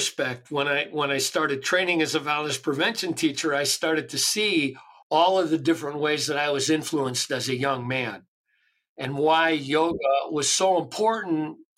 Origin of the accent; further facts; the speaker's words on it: Chicago, Illinois, United States; I grew up in Chicago